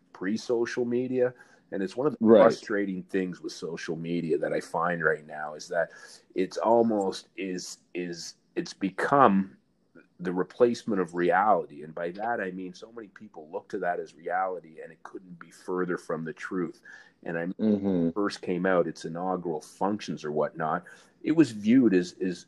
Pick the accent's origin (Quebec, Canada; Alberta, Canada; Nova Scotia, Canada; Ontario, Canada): Ontario, Canada; Ottawa; as a kid growing up in Ottawa